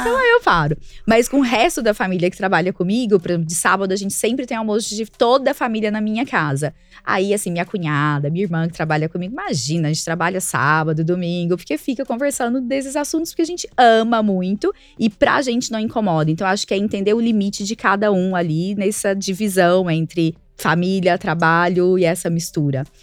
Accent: Araguari, Minas Gerais, Brazil; moved away as an adult; also born or lived in Volta Redonda; now in São Paulo, Brazil; a gente é de Araguari, a cidade lá, o interior de Minas, Triângulo Mineiro

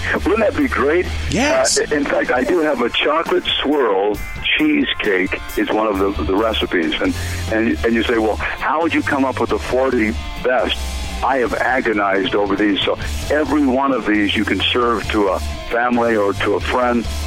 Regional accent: Greensboro, North Carolina, United States; moved away; I grew up in Greensboro

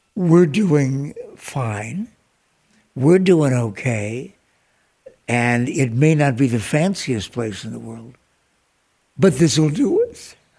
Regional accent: Ireland; now in Phoenix, United States; as an Irishman

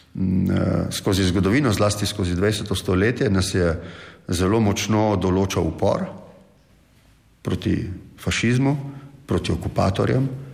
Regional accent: Slovenia

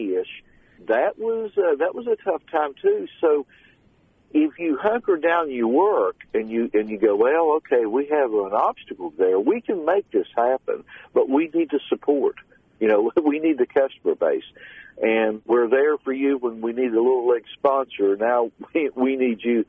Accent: Scott Depot, West Virginia, United States; now in Nitro, United States; as a youngster, growing up in Scott Depot, you know, the Winfield exit and Taze Valley exit

